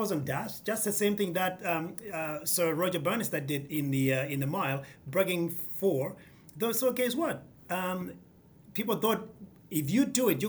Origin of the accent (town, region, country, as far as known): Kenya; now in United States